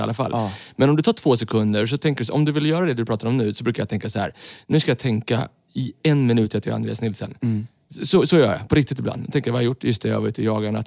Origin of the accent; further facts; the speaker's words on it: Sweden; Vi är ju svenskar